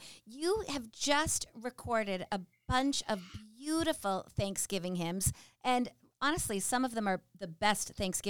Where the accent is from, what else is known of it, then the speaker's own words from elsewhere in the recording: United States; also born or lived in England; I'm this American living in England